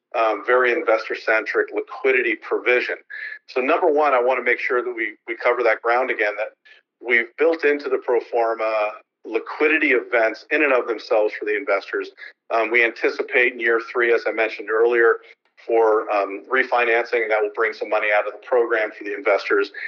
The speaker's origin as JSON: {"language": "English", "town": "San Francisco", "region": "California", "country": "United States", "moved": "as an adult", "lives_now": "Bremerton, United States", "said": "I'm from San Francisco and I've been in the real estate securities industry a long time, but I've actually moved to Bremerton"}